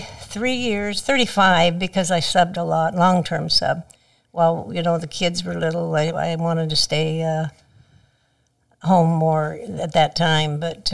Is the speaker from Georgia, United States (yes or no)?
no; Westwood, California, United States; moved away; I was from Westwood.